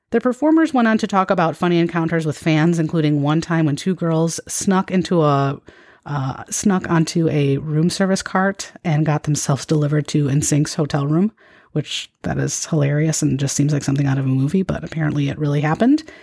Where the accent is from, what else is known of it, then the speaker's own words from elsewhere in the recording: Midwest, United States; growing up in the Midwest